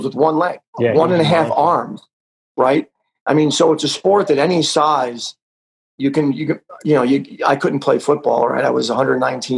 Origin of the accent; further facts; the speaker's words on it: Wantagh, New York, United States; I grew up on Long Island, New York, a wonderful little town called Wantagh